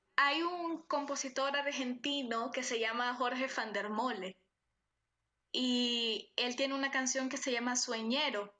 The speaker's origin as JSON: {"language": "Spanish", "country": "Nicaragua", "moved": "as an adult", "said": "estos dos años fuera de mi país, eh, el tema con Centroamérica es algo que he venido trabajando también, o sea, el, de mi identidad como centroamericana"}